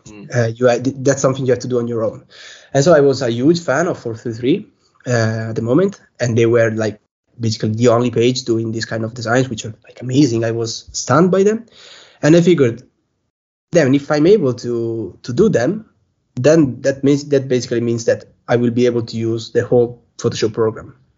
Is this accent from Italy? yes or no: yes; Belluno, Veneto, Italy; also born or lived in Bolzano; I'm from Italy. So I live in Belluno. It's a small town near near Venice, close to Venice.